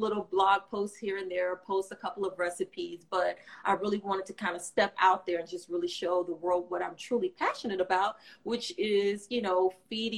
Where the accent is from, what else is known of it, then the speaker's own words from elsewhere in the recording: Florida, United States; also born or lived in California; now in Alexandria, United States; I am from Florida